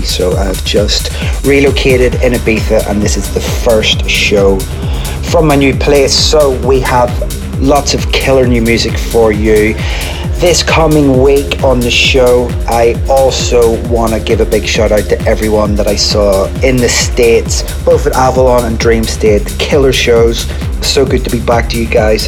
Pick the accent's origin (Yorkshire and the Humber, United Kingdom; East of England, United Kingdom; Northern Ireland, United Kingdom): Northern Ireland, United Kingdom; Belfast; Belfast, actually my hometown.